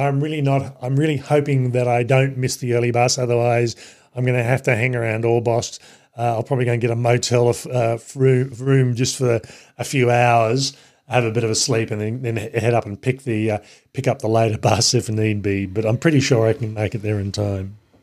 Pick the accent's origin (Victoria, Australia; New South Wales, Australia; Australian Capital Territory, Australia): Australian Capital Territory, Australia; Canberra; my hometown city of Canberra